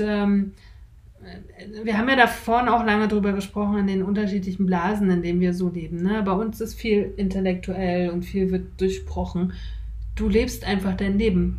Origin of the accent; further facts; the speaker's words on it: Germany; ich bin in der DDR geboren